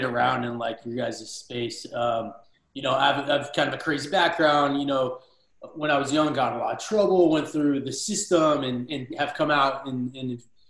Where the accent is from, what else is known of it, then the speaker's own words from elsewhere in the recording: Southern California, United States; moved away as an adult; also born or lived in Orange County, California; now in Houston, United States; I grew up in Southern California